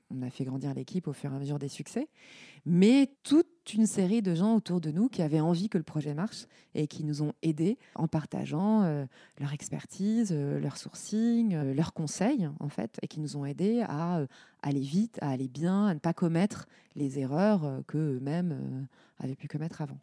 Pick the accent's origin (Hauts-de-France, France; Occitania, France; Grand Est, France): Grand Est, France; Lorraine; moved away as an adult; also born or lived in Paris / Aude; Je suis Lorraine. J'ai grandi en Lorraine où j'ai fait bah, mes années primaires, collège, lycée